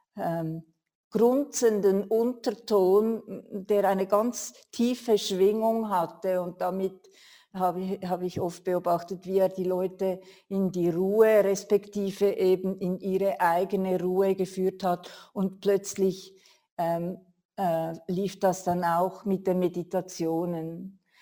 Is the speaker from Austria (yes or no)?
no; Switzerland; bei uns in der Schweiz